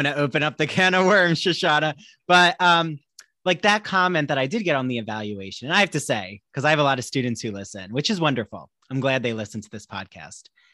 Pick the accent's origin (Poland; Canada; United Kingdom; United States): United States; Washington Township, New Jersey; moved away; also born or lived in Long Island; I'm from New Jersey originally, from a town called Washington Township near Cherry Hill